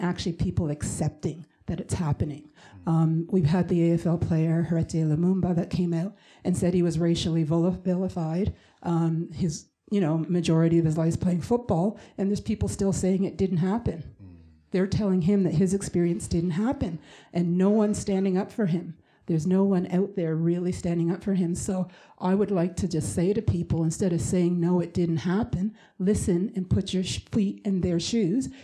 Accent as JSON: {"language": "English", "country": "Canada", "tie": "born or raised there", "said": "I'm Canadian, born and raised"}